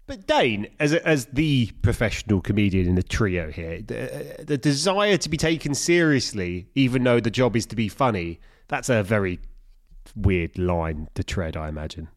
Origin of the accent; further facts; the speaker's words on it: London, United Kingdom; I'm from East London